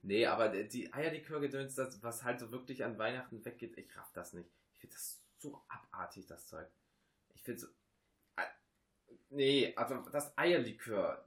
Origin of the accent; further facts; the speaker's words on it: Rhineland, Germany; bei uns im Rheinland